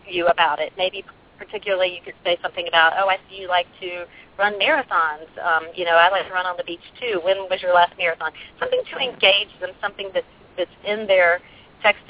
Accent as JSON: {"language": "English", "region": "the South", "country": "United States", "said": "I come from the South"}